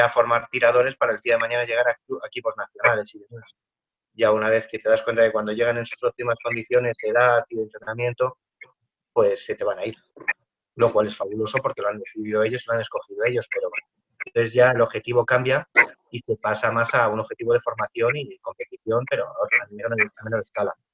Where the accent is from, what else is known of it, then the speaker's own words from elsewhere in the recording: Madrid, Community of Madrid, Spain; now in Cuenca, Spain; pues sí, yo vengo, vengo de Madrid, me, iba, me iba a trasladar aquí a Cuenca